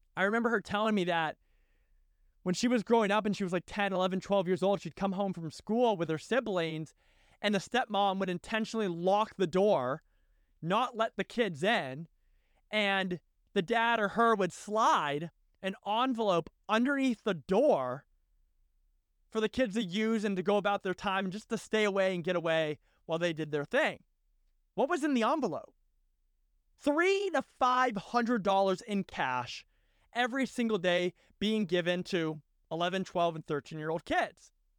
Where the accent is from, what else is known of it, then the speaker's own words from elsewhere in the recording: Massachusetts, United States; I was from Massachusetts